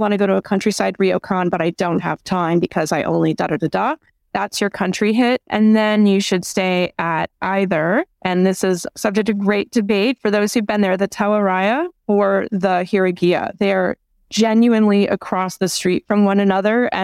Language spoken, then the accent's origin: English; New York, United States; as a New Yorker